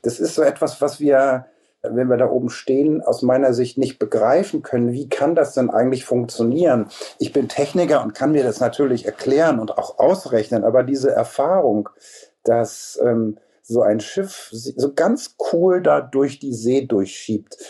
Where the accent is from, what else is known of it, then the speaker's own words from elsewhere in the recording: Hamburg, Germany; moved away; also born or lived in Cologne; Also ich bin Hamburger in fünfter Generation